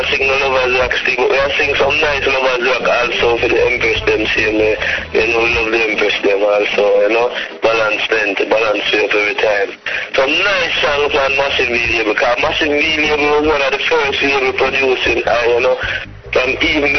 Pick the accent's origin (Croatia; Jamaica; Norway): Jamaica; Jamaica, reggae country